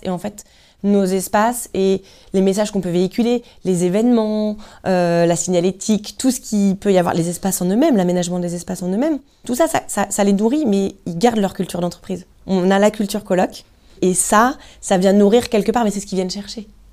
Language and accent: French; Lorient area, South Brittany, France; je suis, je suis vraiment Bretagne Sud, moi.